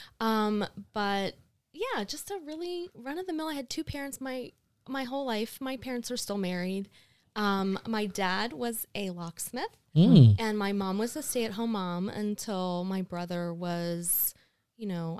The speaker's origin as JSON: {"language": "English", "town": "Jupiter", "region": "Florida", "country": "United States", "tie": "born or raised there", "also_born_or_lived": "Long Island, New York", "said": "We moved here to Florida. We moved to Jupiter when I was four."}